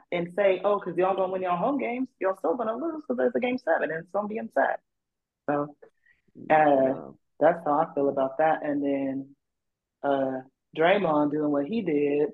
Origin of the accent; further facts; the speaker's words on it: California, United States; I was born and raised in California